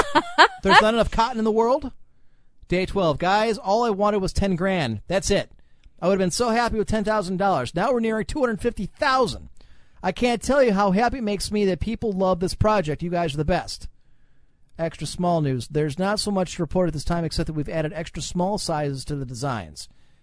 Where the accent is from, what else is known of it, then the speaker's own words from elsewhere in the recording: Cleveland, Ohio, United States; When I was growing up in Cleveland, the Browns had the opportunity to make the Super Bowl behind Bernie Kosar.